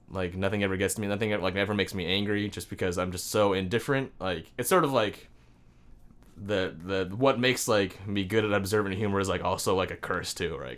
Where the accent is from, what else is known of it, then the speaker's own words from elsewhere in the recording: Sammamish, Washington, United States; also born or lived in Virginia; I moved here when I was like four, and I grew up in Sammamish, Washington